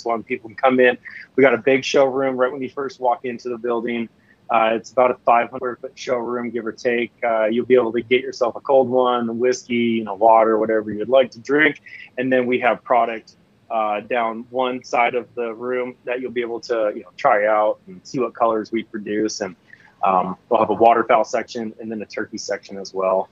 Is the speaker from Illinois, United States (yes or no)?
no; Seattle, Washington, United States; also born or lived in Tri-Cities, Washington; now in Spokane, United States; where I grew up was pretty, was nice. I mean, I was a suburb outside of Seattle